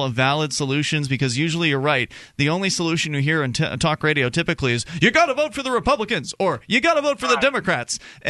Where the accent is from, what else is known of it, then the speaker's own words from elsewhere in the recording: Florida, United States; moved away as an adult; now in New Hampshire, United States; I'm from Florida originally